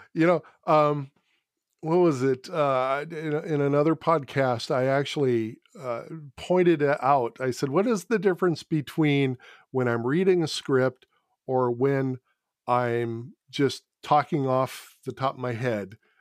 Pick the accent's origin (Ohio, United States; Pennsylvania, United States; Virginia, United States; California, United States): California, United States; as a Californian